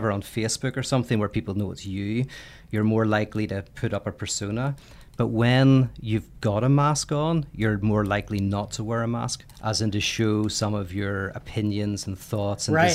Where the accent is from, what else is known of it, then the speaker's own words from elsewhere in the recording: Belfast, Northern Ireland, United Kingdom; I'm from Northern Ireland, Belfast